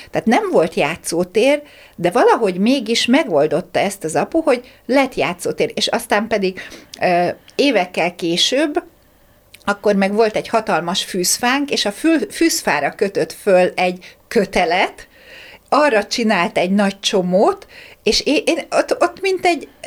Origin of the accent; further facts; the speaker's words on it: Hungary; én vidéken, vidéken ráadásul a kertvárosi részen nőttem fel, ott nem nagyon voltak ilyenek, hogy játszóterek